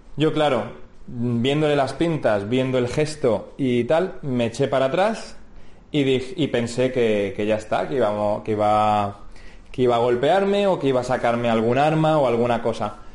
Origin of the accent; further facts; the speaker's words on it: Spain; somos españoles